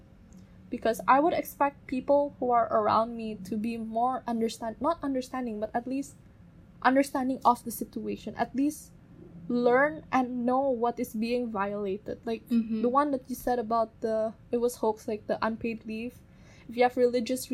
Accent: Indonesia; we are from the Chinese-Indonesian community

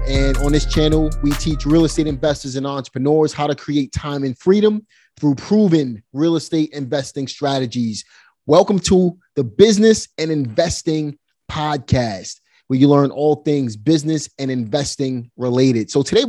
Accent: Brooklyn, New York, United States; So I grew up right in Red Hook.

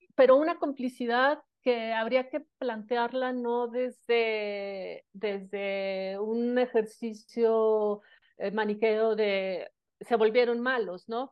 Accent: Mexico City, Mexico; yo soy originaria de la Ciudad de México

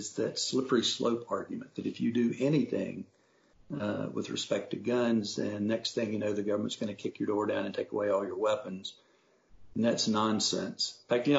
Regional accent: North Carolina, United States; I grew up in North Carolina when we were a proud, progressive, forward-leaning southern state

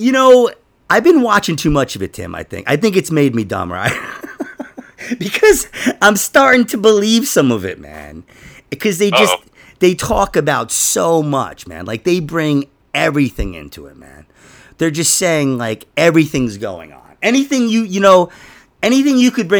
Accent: New York City, New York, United States; I grew up in Queens

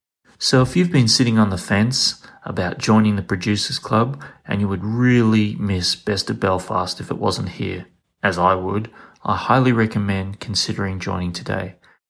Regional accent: Queensland, Australia; I'm from Queensland

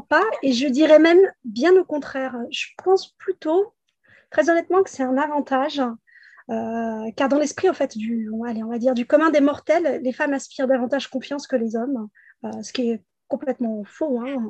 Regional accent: Pontoise, Île-de-France, France; je suis née à Pontoise en région parisienne dans le 95 en 1982

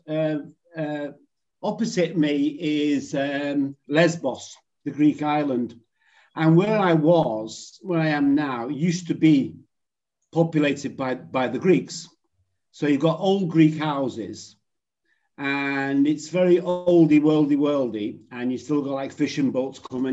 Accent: Liverpool, North West England, United Kingdom; moved away as an adult; also born or lived in near St Helens; now in Cyprus; So I was originally from Liverpool. And then moved out to sort of somewhere not that far from St. Helens when I was younger

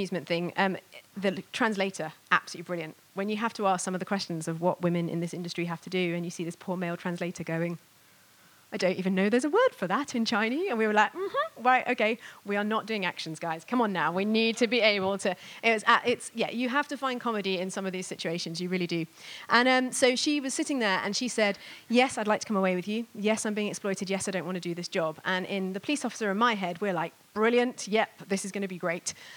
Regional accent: Bristol, South West England, United Kingdom; my hometown of Bristol

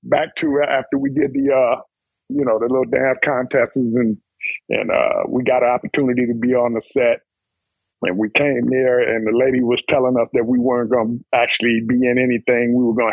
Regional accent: Texas, United States; now in Minnesota, United States; I was born and raised in Texas, moved to Minnesota, went, you know, from my mom and dad moving us up here

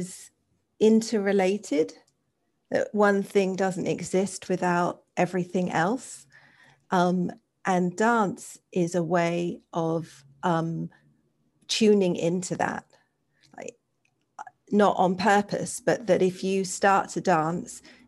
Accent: England, United Kingdom; I grew up in England

